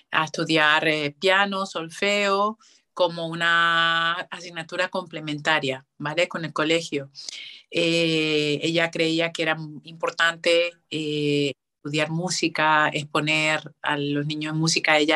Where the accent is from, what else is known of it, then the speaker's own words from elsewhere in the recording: Canary Islands, Spain; now in Madrid, Spain; hice las pruebas para la Escuela Oficial de Turismo aquí en Madrid, entré y entonces, bueno, vine para Madrid desde Canarias a estudiar turismo.